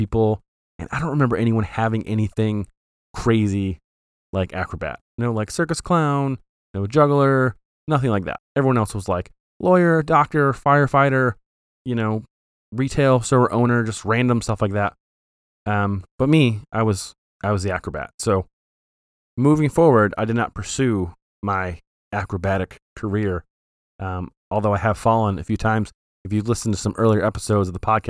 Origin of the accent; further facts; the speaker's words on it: Flint, Michigan, United States; We grew up in Flint